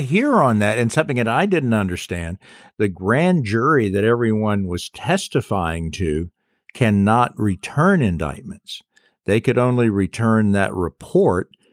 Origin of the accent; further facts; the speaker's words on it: South Carolina, United States; I love my hometown